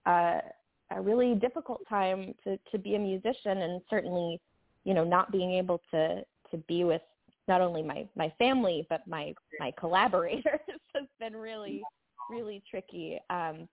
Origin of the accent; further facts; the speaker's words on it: Santa Cruz, California, United States; moved away as an adult; now in New York, United States; I had been living in my hometown of Santa Cruz, California